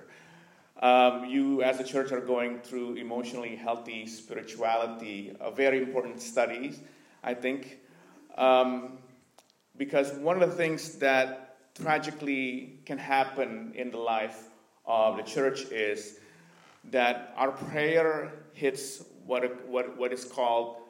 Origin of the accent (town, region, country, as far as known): Indonesia; born or raised there; moved away as an adult; also born or lived in Vancouver, Canada